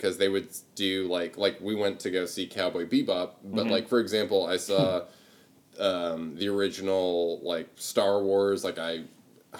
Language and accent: English; Seattle, Washington, United States; I grew up in Seattle, like, on Capitol Hill.